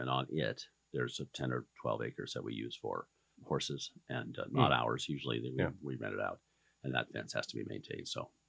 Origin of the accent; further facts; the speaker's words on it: a ranch down near Nevada, Oregon, United States; also born or lived in Burns, Oregon; So the ranch we were raised on down near Nevada was a desert operation. A couple thousand head of cows and about 500,000 acres on which they ran.